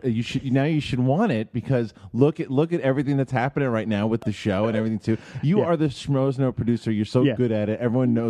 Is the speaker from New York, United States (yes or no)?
yes; New York City, New York, United States; moved away as an adult; I grew up in Bayside for the first like 18 years. And it's pretty much, it's not the Bronx, it's about what you think of when you think of Queens.